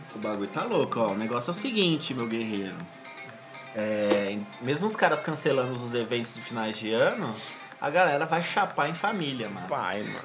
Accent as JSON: {"language": "Portuguese", "country": "Brazil", "said": "a gente é brasileiro"}